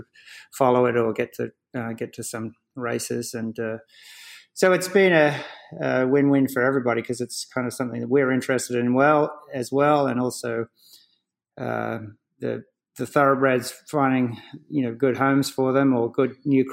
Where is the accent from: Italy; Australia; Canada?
Australia; moved away as an adult; now in United States; I grew up in Australia